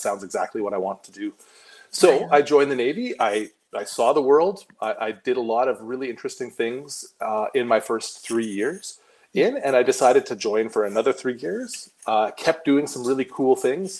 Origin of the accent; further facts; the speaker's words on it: Vancouver, British Columbia, Canada; moved away as an adult; also born or lived in Fort Nelson, British Columbia / Prince George, British Columbia / Victoria, British Columbia; now in Ottawa, Canada; I'm actually a BC boy, born and raised in Vancouver